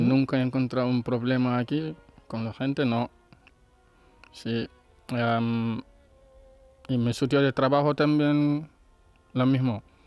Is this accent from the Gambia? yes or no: yes; Gambia; Spanish is a second language; moved away as an adult; now in Spain; es verdad que estoy viviendo aquí tranquilo, pero Gambia es mi país